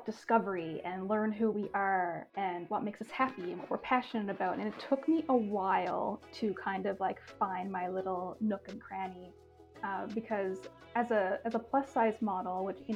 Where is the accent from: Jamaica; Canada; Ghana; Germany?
Canada; Newfoundland and Labrador; moved away as an adult; now in Toronto, Canada; I'm originally from Newfoundland and, you know, definitely a super small town girl. Moved to Toronto